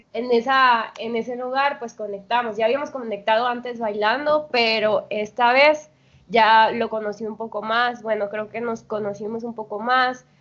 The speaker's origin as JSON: {"language": "Spanish", "region": "Veracruz", "country": "Mexico", "moved": "as an adult", "lives_now": "Colombia", "said": "Soy jarocha"}